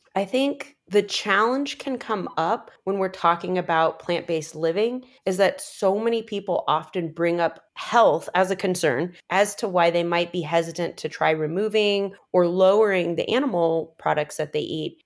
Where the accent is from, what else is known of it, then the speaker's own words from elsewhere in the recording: Midwest, United States; we're both from the Midwest.